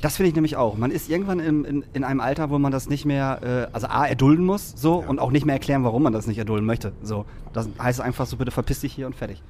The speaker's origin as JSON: {"language": "German", "town": "Lingen", "region": "Lower Saxony", "country": "Germany", "said": "ich komme aus Lingen"}